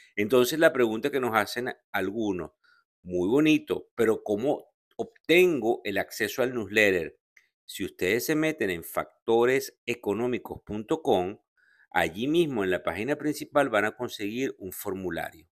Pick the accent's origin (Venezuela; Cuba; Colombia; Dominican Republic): Venezuela; como venezolano